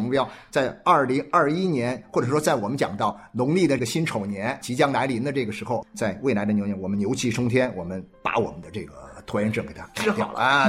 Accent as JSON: {"language": "Chinese", "region": "Guangdong", "country": "China", "said": "我们广东话叫没搞电"}